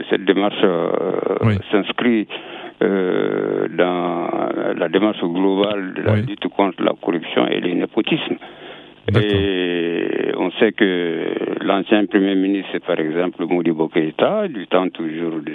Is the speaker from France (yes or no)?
no; Mali; je suis malien.